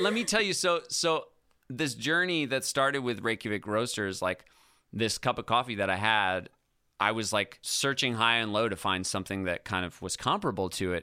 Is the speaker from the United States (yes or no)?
yes; Ithaca, New York, United States; moved away as an adult; also born or lived in California; when I first got to Ithaca, my hometown